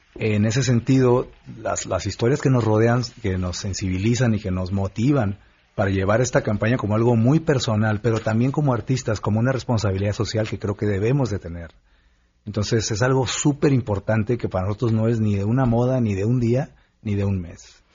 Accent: Mexico

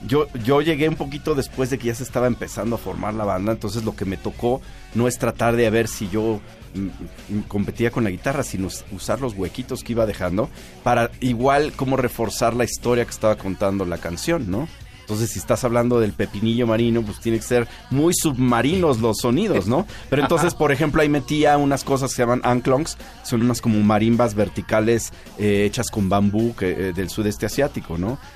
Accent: Mexico; a pesar de que soy mexicano, que mi mamá es de Tamaulipas

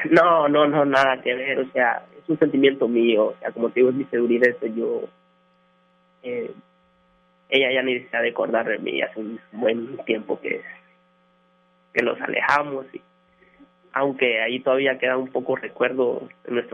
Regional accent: Honduras; now in Monterrey, Mexico; Eh, soy hondureño

